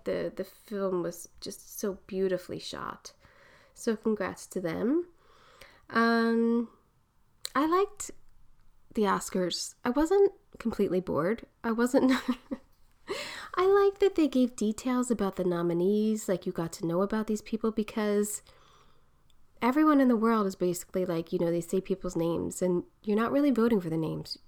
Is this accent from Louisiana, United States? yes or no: no; Philadelphia, Pennsylvania, United States; accent: Philly; my Philly accent